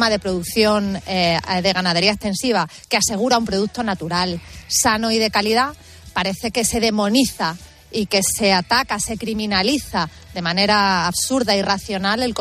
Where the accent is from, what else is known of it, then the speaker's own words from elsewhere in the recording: Extremadura, Spain; el valor de la producción ganadera en mi tierra es de 1.350 millones de euros, lo que les puede dar una idea a los oyentes de lo que supone este sector, del peso que tiene en Extremadura.